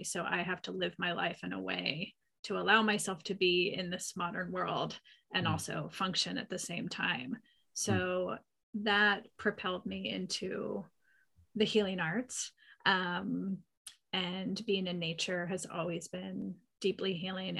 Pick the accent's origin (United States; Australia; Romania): United States; Pennsylvania; now in Northern California, United States; I grew up in Pennsylvania